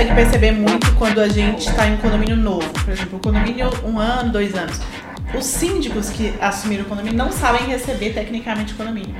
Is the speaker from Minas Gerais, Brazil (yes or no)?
yes; Belo Horizonte, Minas Gerais, Brazil; na minha terra